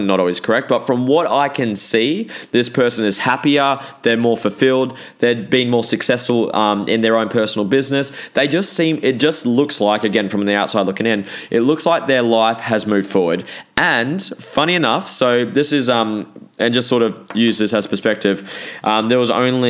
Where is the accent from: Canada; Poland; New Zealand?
New Zealand; I'm a Kiwi, so that's why six sounds like sex